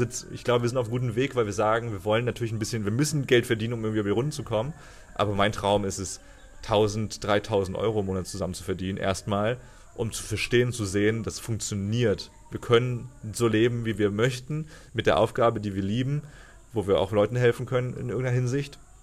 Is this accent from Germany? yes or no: yes; Cologne, North Rhine-Westphalia, Germany; moved away as an adult; bei uns in Köln